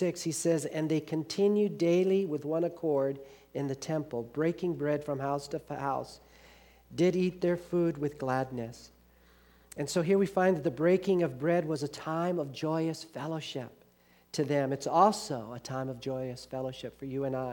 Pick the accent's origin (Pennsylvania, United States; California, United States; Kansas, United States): California, United States; Los Angeles; I grew up in Los Angeles where we had awful gangs, the Bloods and the Crips.